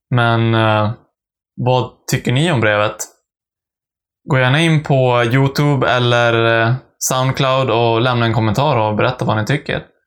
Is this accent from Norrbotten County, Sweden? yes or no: no; Västernorrland County, Sweden; brev från mina hemtrakter